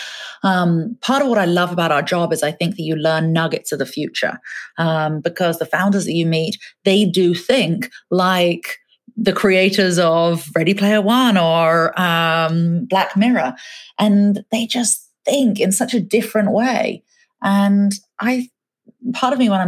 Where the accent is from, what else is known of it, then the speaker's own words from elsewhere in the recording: England, United Kingdom; moved away; I grew up in England, I'd probably spend 4 or 5 hours a day watching TV as a kid.